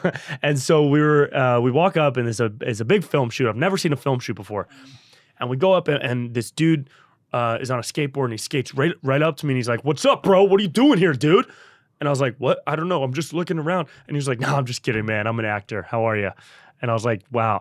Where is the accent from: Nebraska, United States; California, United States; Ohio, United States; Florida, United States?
California, United States; Davis; also born or lived in Santa Barbara; I grew up in Davis, up by Sacramento.